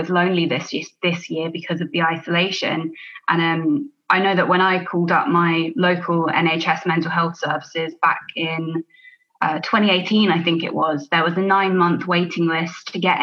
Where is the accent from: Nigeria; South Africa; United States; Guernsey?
Guernsey; Alderney; moved away as an adult; also born or lived in United Kingdom; I'm from Alderney in the Channel Islands, which is a really small, beautiful island, 2,000 people here.